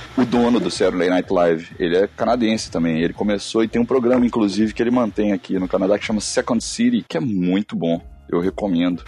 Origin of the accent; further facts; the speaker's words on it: Belo Horizonte, Minas Gerais, Brazil; also born or lived in Nova Lima; eu sou Belo Horizontão. Eu nasci em Belo Horizonte é. e depois vivi em Nova Lima por um tempão